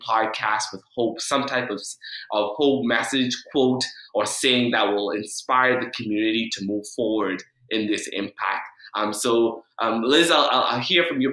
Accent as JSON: {"language": "English", "country": "Bahamas", "tie": "born or raised there", "moved": "yes", "said": "I come from a family growing up in the Bahamas"}